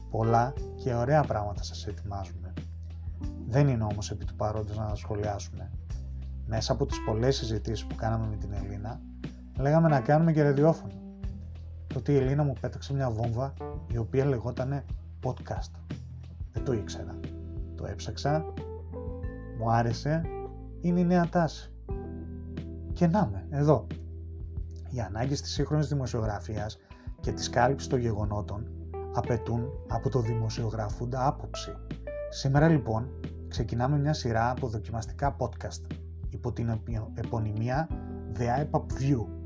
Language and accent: Greek; Thessaloniki, Central Macedonia, Greece; born there; Γεννήθηκα στη Θεσσαλονίκη και από μικρό γύρισα κάθε άκρη τη ελλάδα ακολουθώντα τον πατέρα μου σε πολλέ από τι μεταθέσεις του ως αξιωματικός του ελληνικού στρατού.